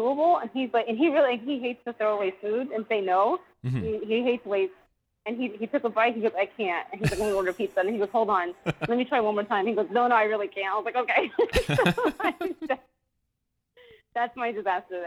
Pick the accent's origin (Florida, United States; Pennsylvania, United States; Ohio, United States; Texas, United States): Texas, United States; Austin; born and raised in Austin, Texas